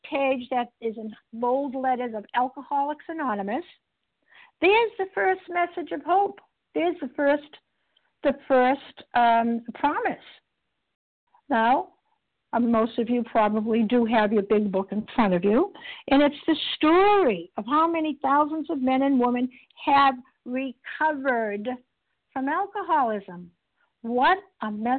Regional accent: Boston, Massachusetts, United States; I'm recovered from Boston, Massachusetts, and we tend to talk a little fast

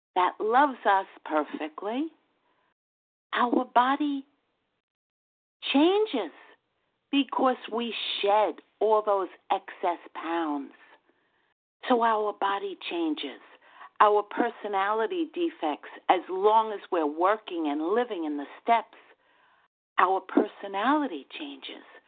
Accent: New York, United States; accent: New York; my New York accent

